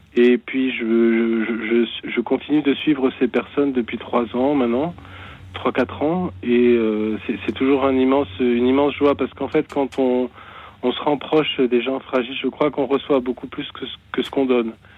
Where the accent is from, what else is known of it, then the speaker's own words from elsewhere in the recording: the South-West, south-west France, France; now in Meurthe-et-Moselle, France; c'est pas ma région, mais j'habite ici actuellement. Mhm. Euh, je suis originaire du Sud-Ouest